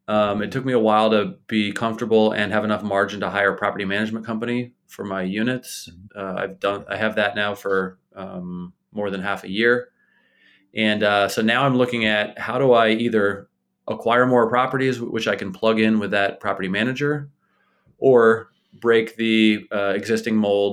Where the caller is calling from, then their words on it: Bethlehem, Pennsylvania, United States; I live in Bethlehem, Pennsylvania, which is about an hour north of Philadelphia and maybe an hour and change west of New York City.